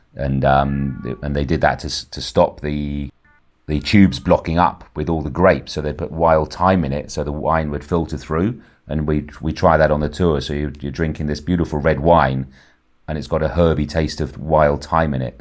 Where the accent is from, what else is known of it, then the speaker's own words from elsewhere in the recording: Ibiza, Balearic Islands, Spain; also born or lived in England; I was actually lucky enough to be born here in the seventies